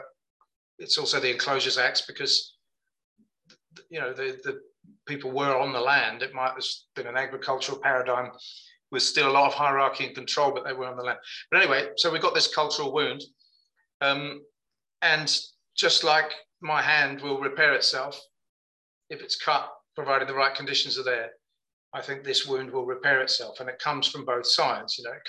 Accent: Birmingham, West Midlands, United Kingdom; born there; I don't come from anywhere. I was born in Birmingham, but my parents weren't from there.

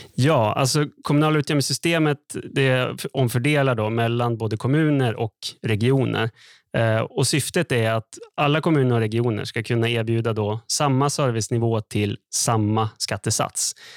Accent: Skellefteå, Västerbotten County, Sweden; jag är uppväxt i Skellefteå

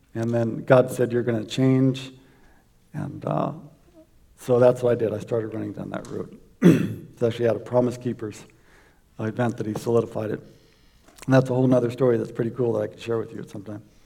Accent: South Florida, United States; I grew up in South Florida

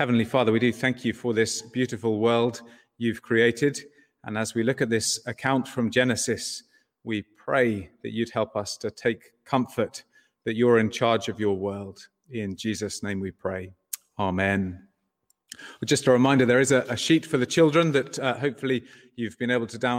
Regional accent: England, United Kingdom; moved away as an adult; also born or lived in Southampton; now in Ireland; As an Englishman

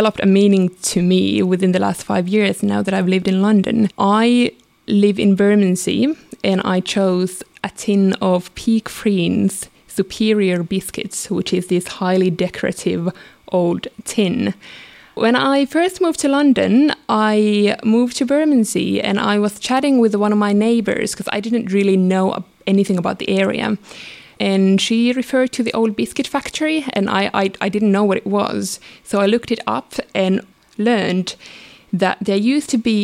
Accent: Finland; moved away; I grew up in Finland, and when I was little, we didn't have a lot of money growing up.

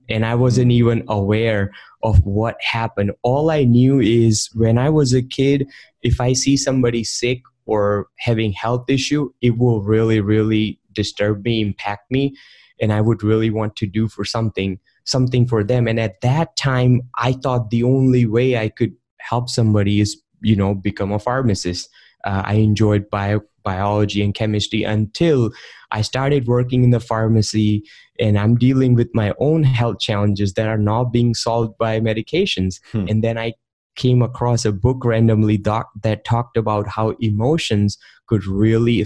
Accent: India; moved away; I grew up in India, and back in the day when I was 14, I was installing software

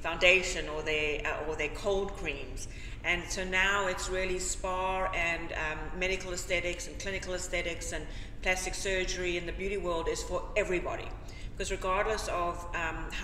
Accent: South Africa; moved away as an adult; also born or lived in Sandy Springs, Georgia, United States; now in Atlanta, United States; But I'm from South Africa, and I studied beauty therapy in South Africa.

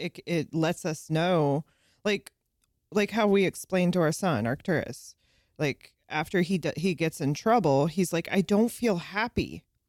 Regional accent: South San Francisco, California, United States; moved away; also born or lived in the South (US); I grew up in South San Francisco, California

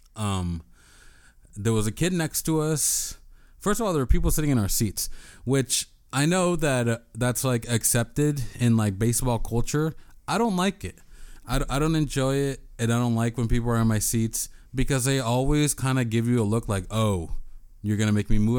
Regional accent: San Diego, California, United States; I'm from San Diego

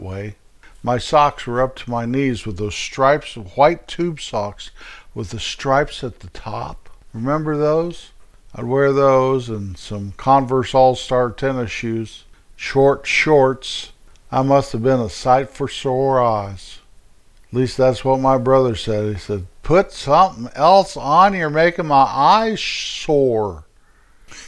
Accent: hometown near Denver, Colorado, United States; in my hometown, which was about 5 miles away from the YMCA

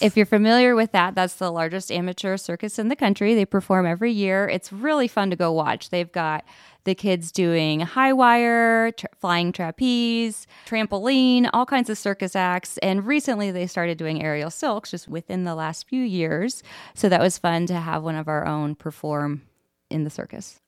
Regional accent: Anderson, Indiana, United States; I live in Anderson. I grew up in Anderson

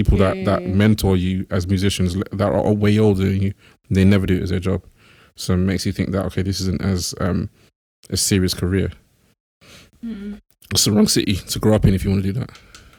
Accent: Birmingham, West Midlands, United Kingdom; now in London, United Kingdom; growing up in Birmingham

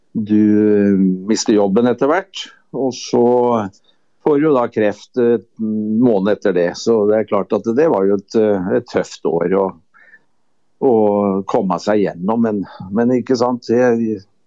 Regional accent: Kløfta, Akershus, Norway; så kom jeg da fra Kløfta

